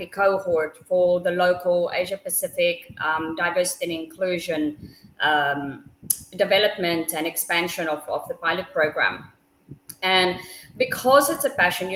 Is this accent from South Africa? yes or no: yes; South Africa; I come from South Africa